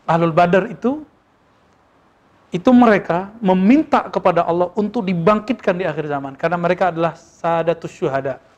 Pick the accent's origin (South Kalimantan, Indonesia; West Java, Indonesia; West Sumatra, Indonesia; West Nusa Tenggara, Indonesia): West Sumatra, Indonesia; Dan walaupun dia orang Minang, saya orang Minang, saya nggak ngomong bahasa kecuali bahasa Arab sama dia dulu sama Musa nih.